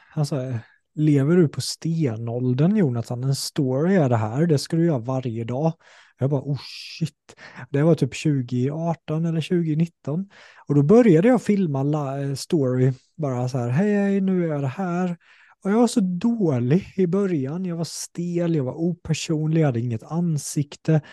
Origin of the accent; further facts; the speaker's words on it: Sweden; accent: Småländska; samma sak med småländskan, innan var jag så här, ah, jag försökte låta mer som en stockholmare